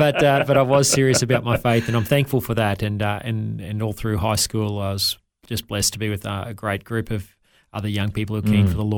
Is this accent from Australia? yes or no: yes; Wondai, Queensland, Australia; born there; I was born here in Queensland in a little tiny town called Wandai, about 15 minutes drive from Kingaroy in the South Burnett